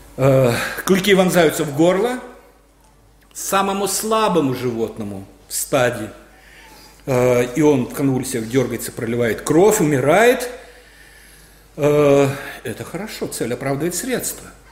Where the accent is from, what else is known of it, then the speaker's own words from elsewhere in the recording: Belarus; мы, белорусы, молодая нация